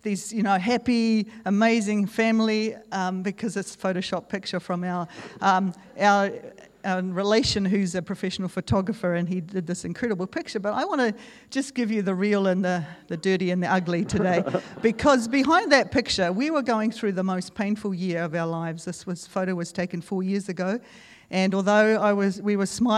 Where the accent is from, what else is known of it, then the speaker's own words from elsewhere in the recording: Dargaville, Northland, New Zealand; moved away as an adult; also born or lived in Central Asia / Hong Kong / Kazakhstan / Azerbaijan; I grew up in Dargaville